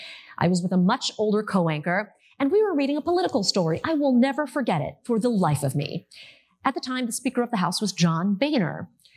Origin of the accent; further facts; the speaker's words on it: Michigan, United States; also born or lived in Ohio / Connecticut; those awkward moments that I faced as a child growing up in Michigan, Ohio, and Connecticut